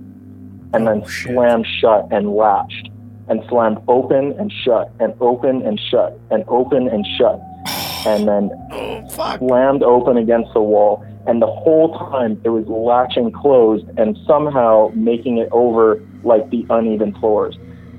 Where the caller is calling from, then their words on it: Alberta, Canada; Calling from Alberta.